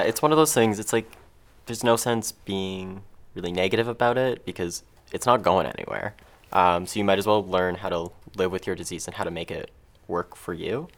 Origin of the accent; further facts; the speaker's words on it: Mississauga, Ontario, Canada; I grew up in Mississauga